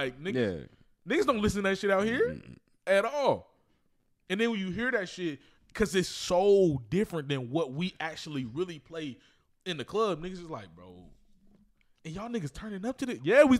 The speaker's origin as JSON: {"language": "English", "town": "Kansas City", "region": "Missouri", "country": "United States", "moved": "as an adult", "lives_now": "Houston, United States", "said": "I'm from Kansas City, Missouri."}